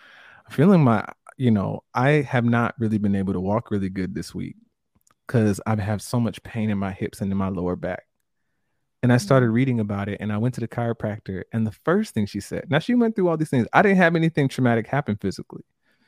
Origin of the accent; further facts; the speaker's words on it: Jamaica; I'm Jamaican and my family's Jamaican